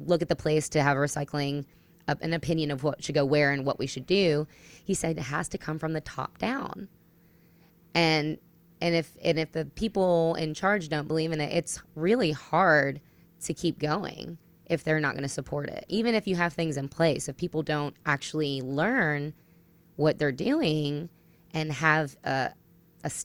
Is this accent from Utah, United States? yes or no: no; New Jersey, United States; now in Tennessee, United States; I'm from New Jersey originally